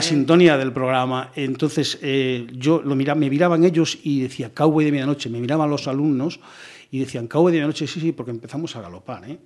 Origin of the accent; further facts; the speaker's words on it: Ourense province village, Galicia, Spain; also born or lived in Vigo / Cádiz / Ávila; now in Pontevedra, Spain; de corazón, de cabeza, soy de un pueblecito de Orense